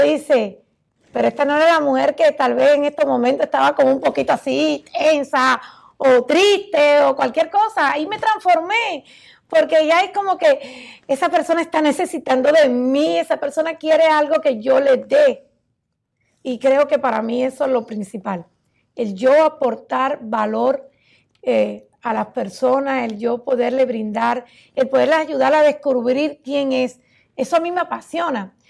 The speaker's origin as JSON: {"language": "Spanish", "country": "Cuba", "moved": "as an adult", "lives_now": "United States", "said": "en mi país, Cuba"}